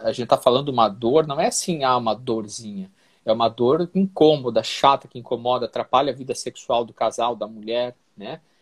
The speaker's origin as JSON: {"language": "Portuguese", "region": "Santa Catarina", "country": "Brazil", "said": "Eu sou catarinense, mas a minha família, é por parte de pai, é gaúcha"}